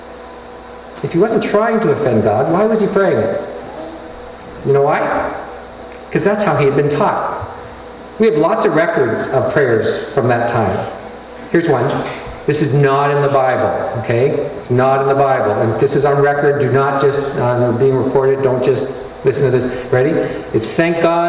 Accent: Canada; I'm Canadian

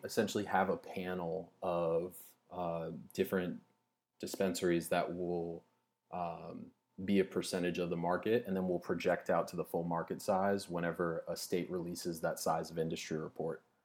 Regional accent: Louisiana, United States; I'm from Louisiana

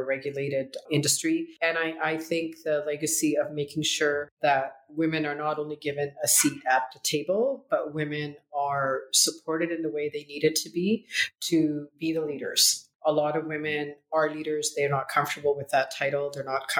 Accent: Canada; also born or lived in Punjab, India; I was born in India, in Northern India, in Punjab, community of farmers. And I came to Canada when I was 9 months old

